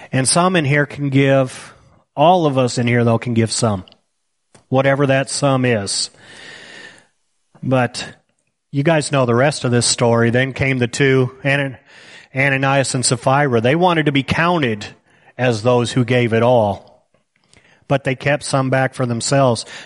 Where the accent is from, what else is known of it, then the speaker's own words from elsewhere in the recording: United States; I deserve this money because I'm an American. I could have been born in Somalia.